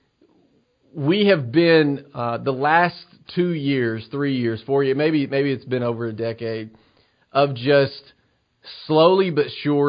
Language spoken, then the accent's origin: English; Cornersville, Tennessee, United States; moved away; I'm preaching this Sunday at Cornersville First Baptist, back in my hometown